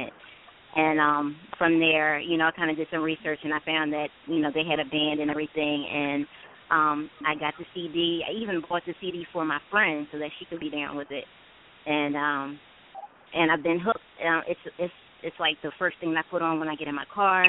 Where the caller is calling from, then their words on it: Philadelphia, Pennsylvania, United States; I'm calling from the East Coast, Philadelphia area.